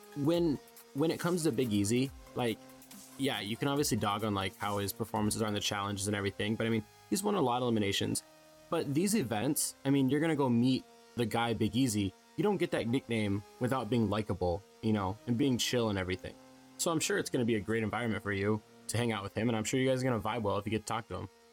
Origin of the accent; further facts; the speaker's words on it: Midwest, United States; I'm from the Midwest